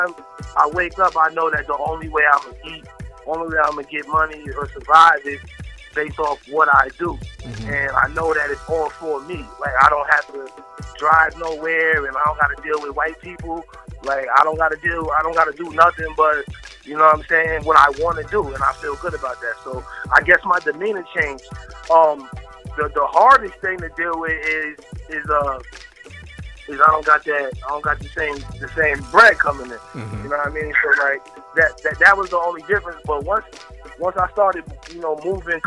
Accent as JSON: {"language": "English", "region": "New York", "country": "United States", "tie": "born or raised there", "also_born_or_lived": "Harlem, New York / Albany, New York", "moved": "yes", "lives_now": "Dallas, United States", "said": "I'm a New Yorker, of course. I was, you know, born in Harlem, raised between Albany and Harlem, and now I'm out here in Dallas"}